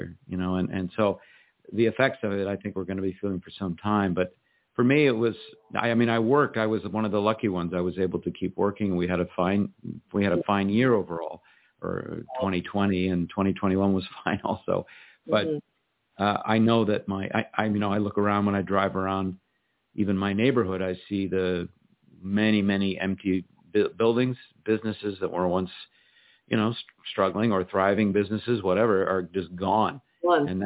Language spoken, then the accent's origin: English; Los Angeles, California, United States; moved away as an adult; also born or lived in New York City; I still live in the same house that I grew up in.